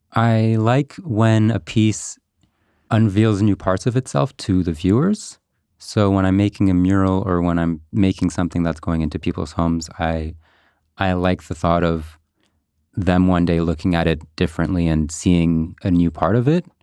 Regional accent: Montreal, Quebec, Canada; I'm a Montreal local. Uh-huh. I grew up in NDG.

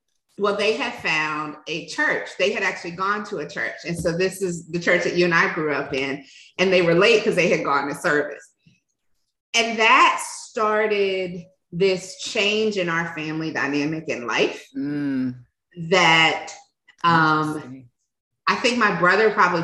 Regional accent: Richmond, Virginia, United States; we grew up in Richmond. I spent half of my childhood in an area, Northside, my whole childhood in Northside, but in an area called Battery Park

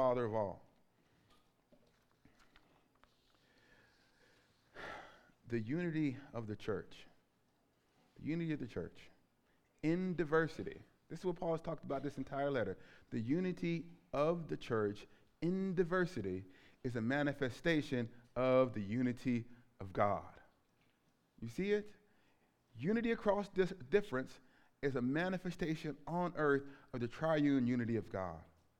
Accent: Alabama, United States; moved away as an adult; also born or lived in Scotland; I grew up in Alabama in the shadow of Jim Crow

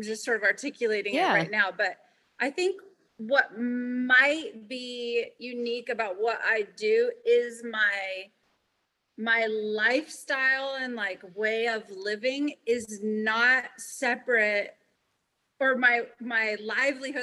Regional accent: California, United States; I'm born and raised in California, and I've pretty much lived here my entire life

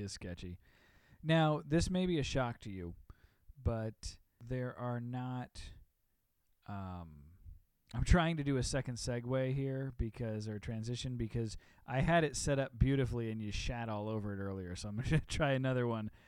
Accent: Illinois, United States; I'm from Illinois

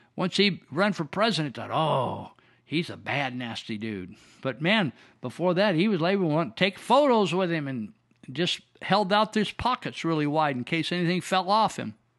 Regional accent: Marysville, United States; I was raised in Marysville where we had the Marysville Indians.

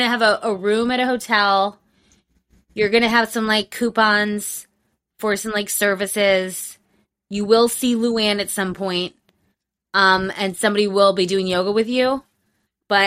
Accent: Las Vegas, Nevada, United States; I'm from Las Vegas

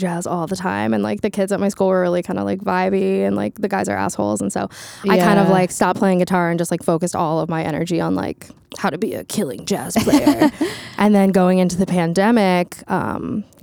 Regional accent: Florida, United States; now in New York, United States; I'm from Florida

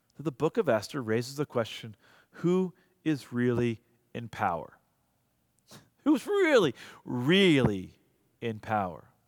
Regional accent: United States; I'm an American.

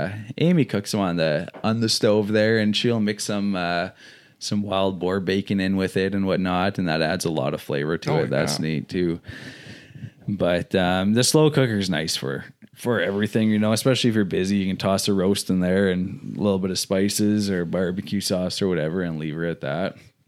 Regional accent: Saskatchewan, Canada; moved away as an adult; I when I moved here, because I came from Saskatchewan, 2011 I moved, so 8 years now.

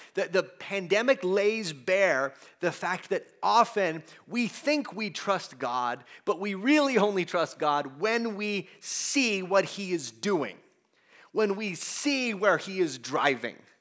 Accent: United States; we as American Christians

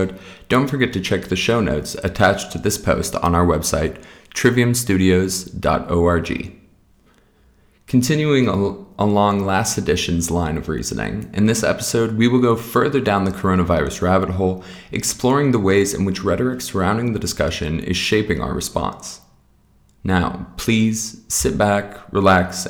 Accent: Montana, United States; NBC Montana, here in my home state

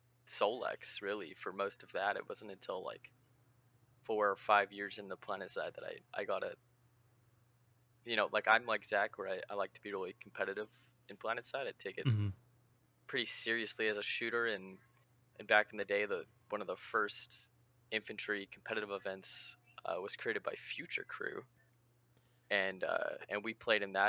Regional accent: Southern California, United States; now in Pacific Northwest, United States; I grew up in Southern California, and I moved to Northwest

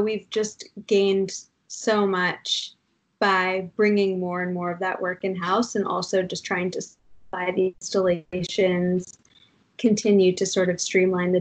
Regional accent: Durham, New Hampshire, United States; now in New York, United States; I grew up in Durham, New Hampshire

